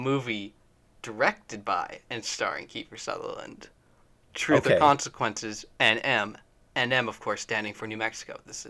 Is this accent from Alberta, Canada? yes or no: yes; Calgary, Alberta, Canada; We're from Cowtown.